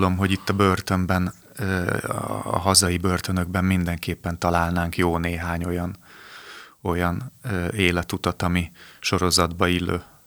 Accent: Budapest, Hungary; A 12. kerületben születtem, ott is nőttem föl

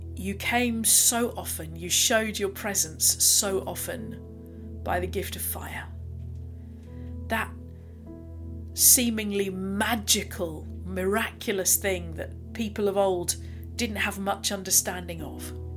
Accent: United Kingdom; being typically British as we are

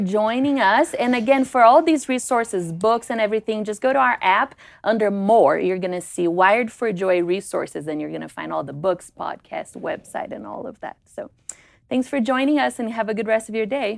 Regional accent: Brazil; moved away; growing up in Brazil

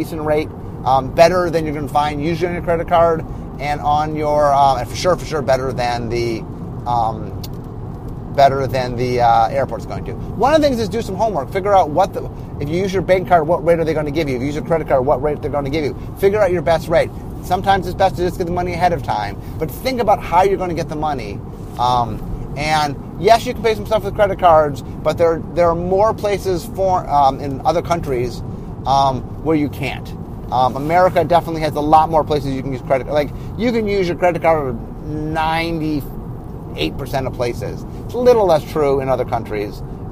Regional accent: United States; I'm American

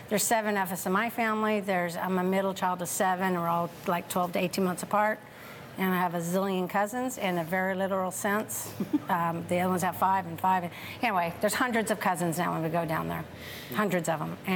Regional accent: Tracy, California, United States; born and raised in Tracy, California, little farming community.

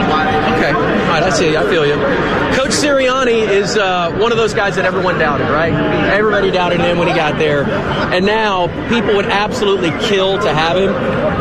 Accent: Dallas, Texas, United States; I'm from Dallas.

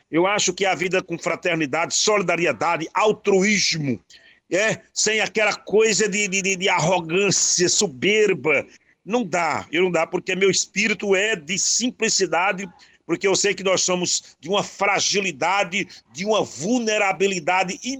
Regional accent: Panelas, Pernambuco, Brazil; moved away as an adult; also born or lived in Garanhuns / São Paulo; Olha, eu nasci em Panelas de Miranda, morei lá até 15 anos. Depois passei oito anos em Garanhuns, onde eu atuei na Rádio Difusora.

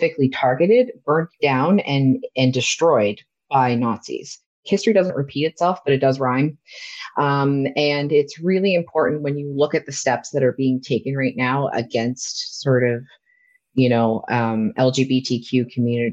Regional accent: Nova Scotia, Canada; I grew up in Nova Scotia

